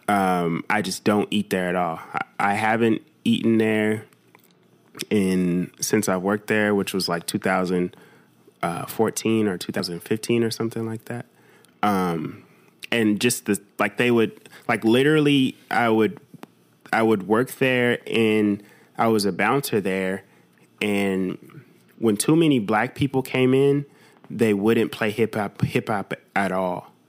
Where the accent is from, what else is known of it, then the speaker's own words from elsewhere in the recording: United States; I'm American